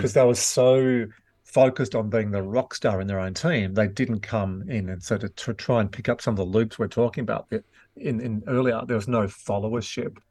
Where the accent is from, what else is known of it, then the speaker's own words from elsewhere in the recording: Glen Innes, New South Wales, Australia; also born or lived in Wagga Wagga / Yass / Dubbo; we moved to Gleninus, uh, in the New England Tablelands.